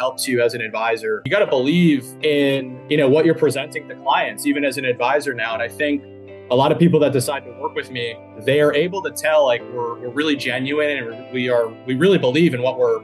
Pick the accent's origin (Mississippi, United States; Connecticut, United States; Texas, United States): Connecticut, United States; Bridgewater; I'm from a small town in Connecticut called Bridgewater, Connecticut